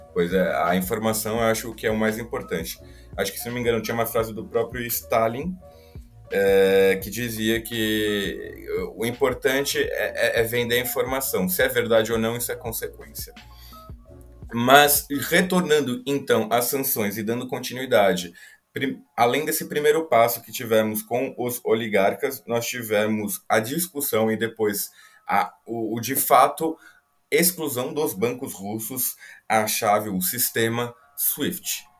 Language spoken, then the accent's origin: Portuguese; São Paulo, Brazil; eu sou de São Paulo, convivi muito, que são os armênios